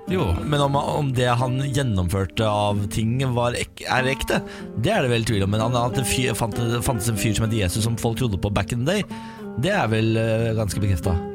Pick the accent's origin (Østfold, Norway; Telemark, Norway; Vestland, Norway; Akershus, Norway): Østfold, Norway; jeg er fra Østfold, jeg.